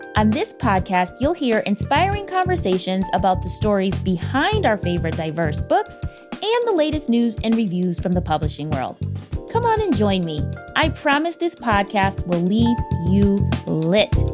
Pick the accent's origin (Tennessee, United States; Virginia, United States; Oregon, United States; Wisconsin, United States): Wisconsin, United States; moved away; also born or lived in Brooklyn, United States; I didn't grow up in Canada, but I was like Canada adjacent in Wisconsin